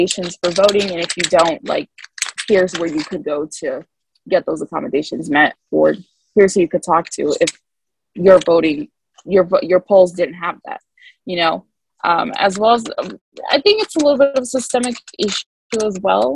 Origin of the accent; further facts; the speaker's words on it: Muncie, Indiana, United States; I'm from Muncie